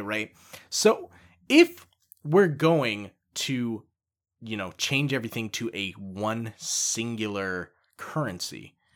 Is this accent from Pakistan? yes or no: no; Canada; proud to be Canadian